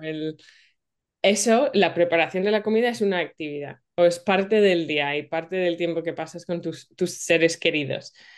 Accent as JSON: {"language": "Spanish", "region": "England", "country": "United Kingdom", "said": "yo soy de Inglaterra"}